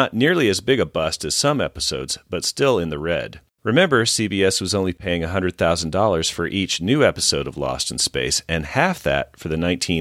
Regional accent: Dixie, the South, United States; growing up in Dixie

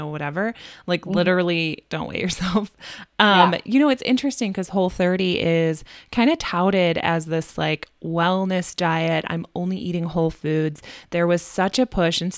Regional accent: Midwest, United States; We're from the Midwest, but we also say y'all

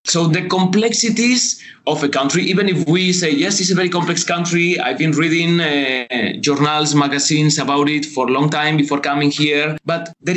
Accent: Spain; moved away as an adult; also born or lived in Jakarta, Indonesia; now in Indonesia; I'm from Spain

